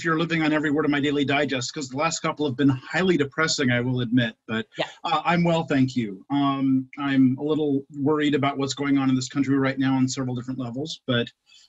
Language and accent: English; Reno, Nevada, United States; now in Coachella Valley, United States; In my hometown of Reno, Nevada